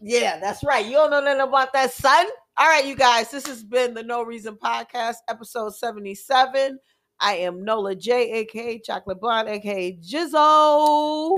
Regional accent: United States; I'm glad I live in America. I'm glad I'm American

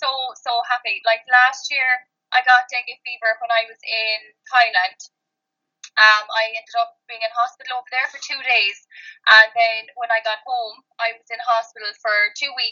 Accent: Kerry, Munster, Ireland; moved away as an adult; now in Cork, Ireland; I'm from Kerry

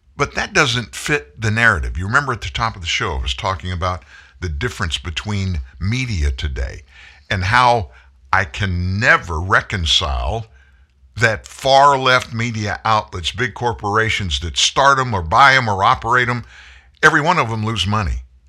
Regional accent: the South, United States; I grew up in the South. I'm from the South

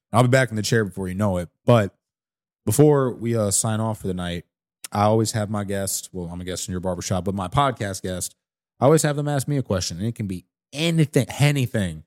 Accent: St. Louis, Missouri, United States; I'm from the South Side.

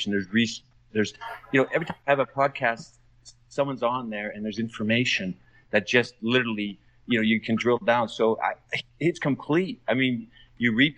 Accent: Calgary, Alberta, Canada; now in Doha, Qatar; I'm in Doha, Qatar, a little ways from my hometown of Calgary in Canada

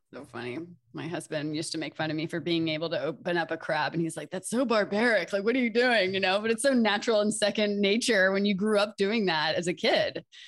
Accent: Delaware, United States; moved away; I'm from Delaware

